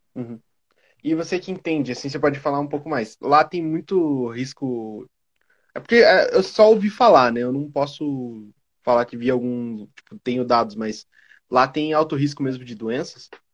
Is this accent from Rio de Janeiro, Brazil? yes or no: no; Curitiba, Paraná, Brazil; eu sou de Curitiba